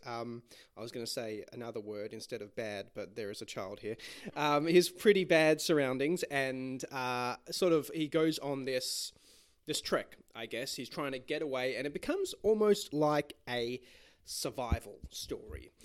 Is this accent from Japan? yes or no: no; Australia; we are Australian patriots